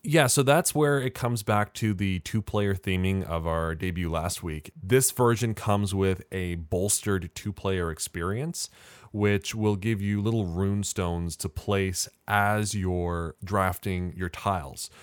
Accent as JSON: {"language": "English", "country": "Canada", "said": "as a Canadian"}